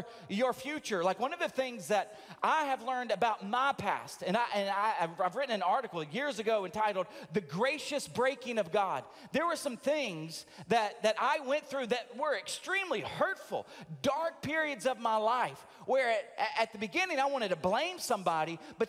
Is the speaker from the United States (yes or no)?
yes; the South, United States; Now, I grew up in the South